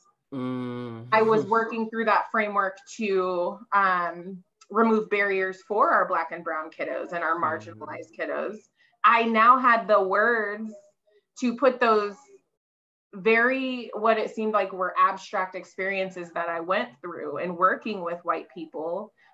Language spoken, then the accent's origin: English; Fairbanks, Alaska, United States; moved away; also born or lived in Washington / Tulsa, Oklahoma; I am originally from Fairbanks, Alaska.